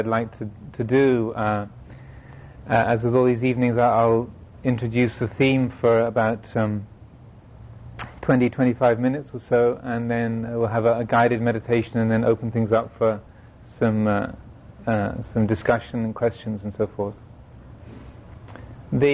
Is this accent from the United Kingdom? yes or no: yes; England, United Kingdom; Being English